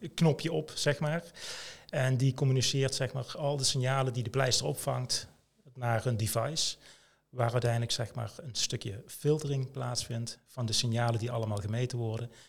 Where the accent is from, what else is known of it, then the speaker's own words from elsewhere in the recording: Limburg, Netherlands; Ik kom uit Limburg, getrouwd, twee kinderen